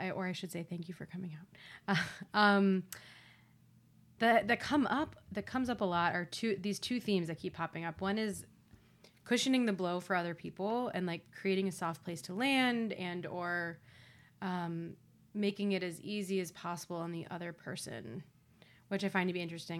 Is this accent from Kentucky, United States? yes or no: no; Ohio, United States; Being from Ohio, I think there's like a lot of pride behind like being a Buckeye